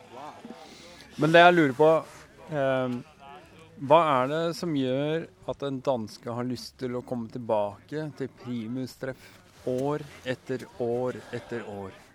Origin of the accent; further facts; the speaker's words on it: Norway; vi som er norske